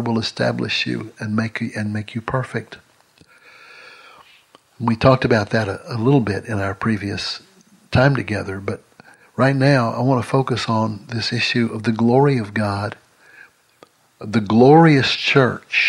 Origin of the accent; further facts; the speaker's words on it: Longview, Texas, United States; my hometown of Longview, Texas